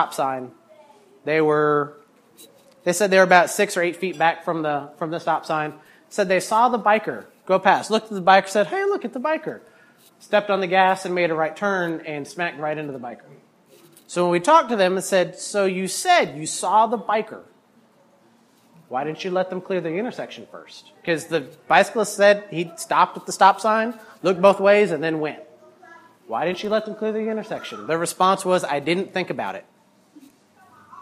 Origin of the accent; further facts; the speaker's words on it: Chapel Hill, North Carolina, United States; I am a Chapel Hill native, born and raised in Chapel Hill, went to Chapel Hill High School